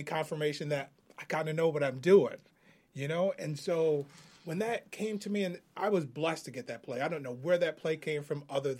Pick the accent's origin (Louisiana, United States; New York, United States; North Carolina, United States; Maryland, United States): New York, United States; Binghamton; my hometown of Binghamton